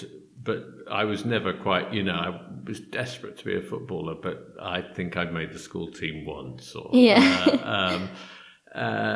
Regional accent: London, United Kingdom; I grew up in London. Yeah. And I've lived in London all my life, really

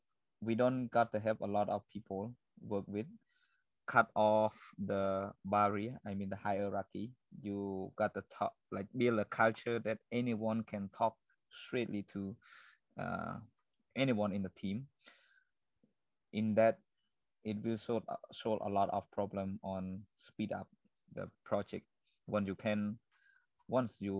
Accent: Cambodia; this is my hometown

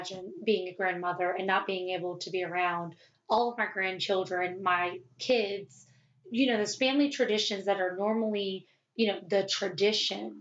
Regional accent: the South, United States; accent: Southern twang; you can hear the Southern twang

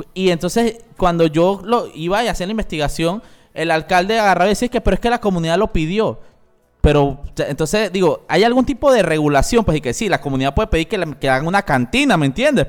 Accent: La Chorrera, Panamá Oeste, Panama; yo soy chorrerano, yo nací en Chorrera, mi familia de, de Playa Leona

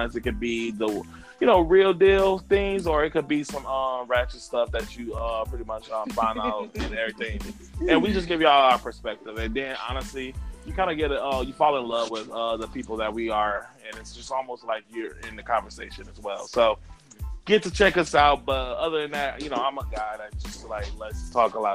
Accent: Saginaw, Michigan, United States; now in Toronto, Canada; I'm from Saginaw, originally

